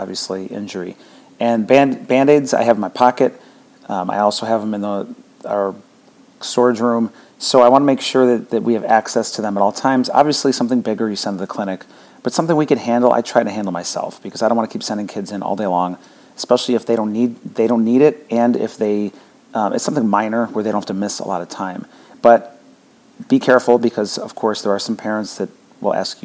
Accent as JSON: {"language": "English", "area": "near Buffalo", "region": "New York", "country": "United States", "tie": "born or raised there", "moved": "yes", "lives_now": "Florida, United States", "said": "I grew up near Buffalo, so I burn now that I'm in Florida"}